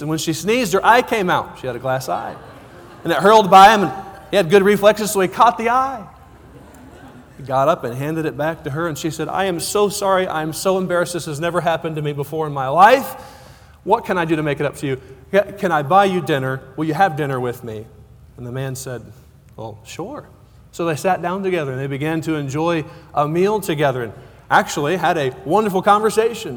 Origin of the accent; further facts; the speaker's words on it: Cortez, Colorado, United States; I'm from Cortez, Colorado